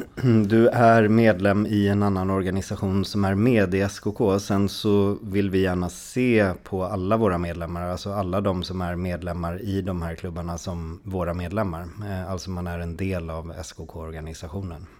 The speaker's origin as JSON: {"language": "Swedish", "town": "Stockholm", "region": "Stockholm County", "country": "Sweden", "tie": "born or raised there", "said": "mig då som är en eh, stadsunge från Stockholm"}